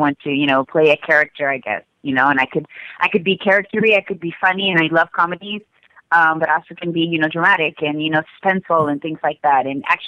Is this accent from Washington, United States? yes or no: no; Texas, United States; born there; also born or lived in Spain; Originally, well, I was born in the United States in Texas, and then I lived in Spain for many years.